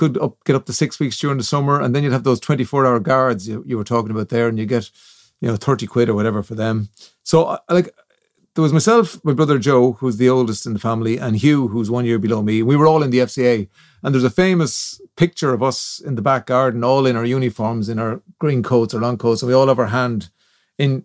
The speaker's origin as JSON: {"language": "English", "town": "Kildare", "region": "Leinster", "country": "Ireland", "said": "I'm from Kildare Town"}